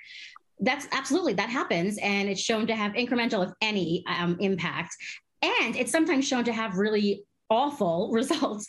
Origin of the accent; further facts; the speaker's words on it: Caracas, Capital District, Venezuela; moved away; I'm also a Venezuelan. I was born in Caracas, Venezuela, and my country